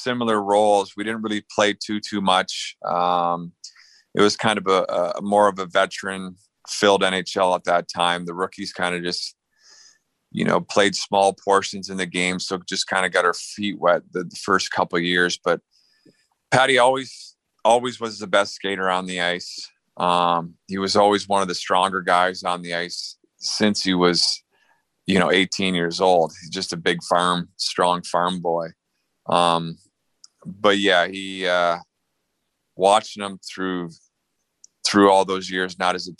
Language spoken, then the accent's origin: English; Ontario, Canada; I was from Ontario